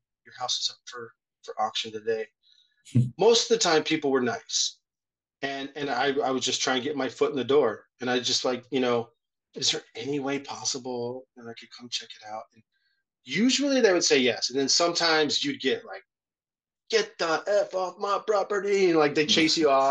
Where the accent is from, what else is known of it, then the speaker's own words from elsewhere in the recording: Southern California, United States; also born or lived in North Carolina; now in Hawaii, United States; I'm from SoCal